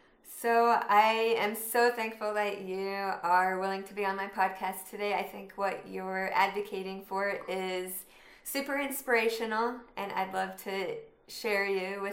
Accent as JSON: {"language": "English", "region": "Utah", "country": "United States", "tie": "born or raised there", "said": "I live in Utah, and I grew up in Utah, so I'm still here."}